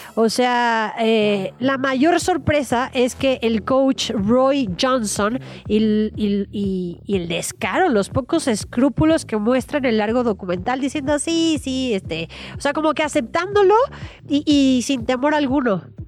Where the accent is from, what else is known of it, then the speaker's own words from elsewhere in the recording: Mexico; pueblo mexicano